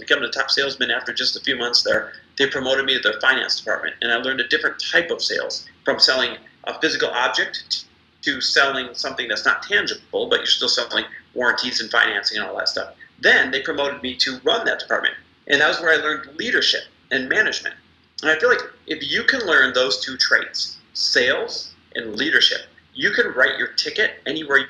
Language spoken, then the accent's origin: English; Midwest, United States; I am Midwest born and raised